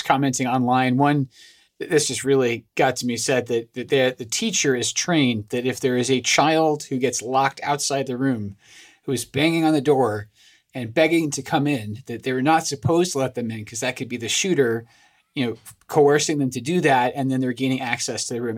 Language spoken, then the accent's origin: English; Scotland, United Kingdom; moved away; I'm originally from Scotland